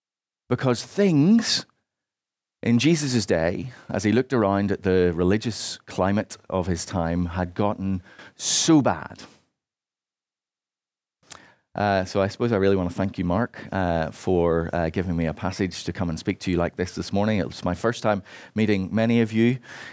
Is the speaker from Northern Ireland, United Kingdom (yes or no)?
yes; Northern Ireland, United Kingdom; Particularly growing up in Northern Ireland, as I did, this was often very much the position of churches in that part of Ireland.